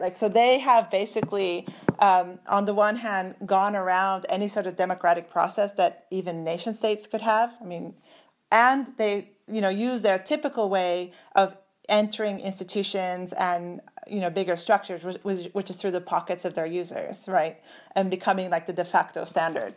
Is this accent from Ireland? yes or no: no; Turkey; moved away; also born or lived in Germany; I'm originally from Turkey. I'm officially German.